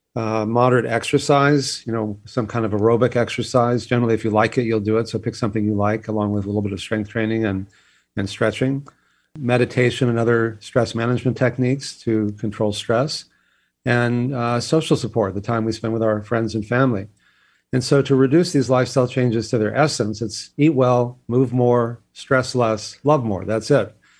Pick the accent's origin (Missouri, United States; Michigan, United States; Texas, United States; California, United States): Texas, United States; I grew up in Texas where exercise was always punishment